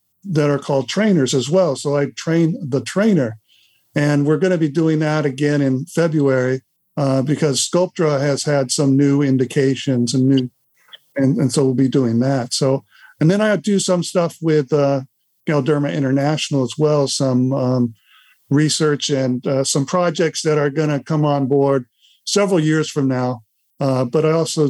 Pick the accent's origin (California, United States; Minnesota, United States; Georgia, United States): California, United States; Los Angeles; moved away as an adult; now in Santa Rosa Beach, United States; I live in Santa Rosa Beach, Florida, which is in the Panhandle. And I grew up in Los Angeles, moved to Florida about 16, 17 years ago.